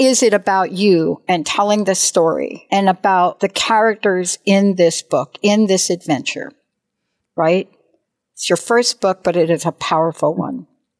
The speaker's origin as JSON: {"language": "English", "region": "New York", "country": "United States", "said": "I'm from New York."}